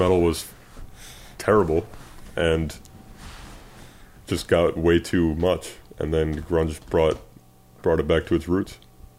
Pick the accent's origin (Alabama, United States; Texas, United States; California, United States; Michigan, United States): Michigan, United States; Lake Orion; We're from Lake Orion, obviously.